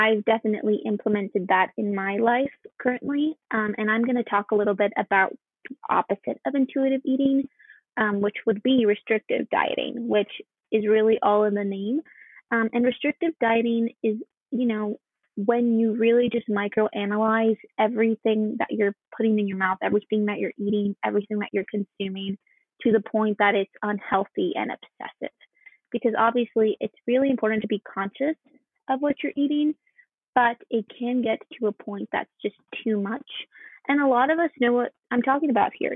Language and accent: English; Byron, Georgia, United States; now in Athens, United States; I am currently living in Athens, Georgia, but I'm originally from Byron, Georgia, which is a really small town